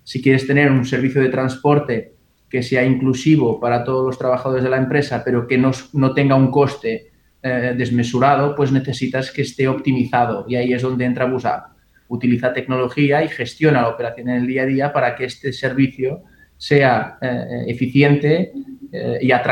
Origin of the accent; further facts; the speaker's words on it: Portugal; also born or lived in Galicia; now in Barcelona, Spain; No, bueno, soy portugués y gallego a la vez, o sea, Iberia para mí es como, como una casa única. Em, vine a Barcelona hace 14 años, 15 eh, y no 20